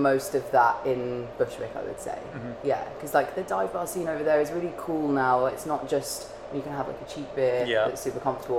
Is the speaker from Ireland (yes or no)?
no; England, United Kingdom; also born or lived in New York; now in Barcelona, Spain; I'm from England